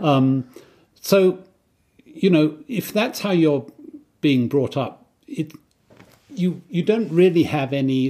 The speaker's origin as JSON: {"language": "English", "area": "Kent", "region": "South East England", "country": "United Kingdom", "tie": "born or raised there", "said": "I grew up in Kent."}